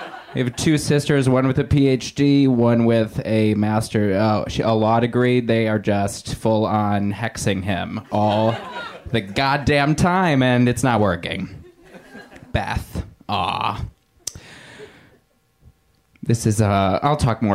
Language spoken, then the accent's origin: English; Indiana, United States; now in Los Angeles, United States; I'm from Indiana originally.